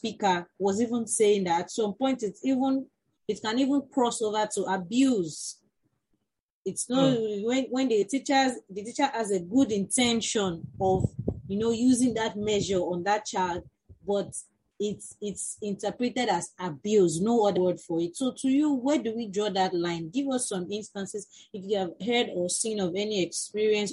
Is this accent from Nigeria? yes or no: yes; Nigeria; as teachers born and bred in Nigeria, we grew up in a setting